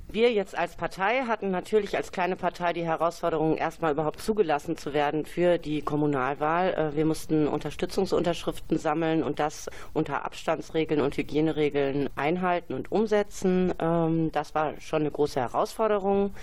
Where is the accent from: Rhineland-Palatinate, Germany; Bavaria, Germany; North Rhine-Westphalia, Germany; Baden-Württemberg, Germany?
North Rhine-Westphalia, Germany; Bielefeld; Ich bin in Bielefeld geboren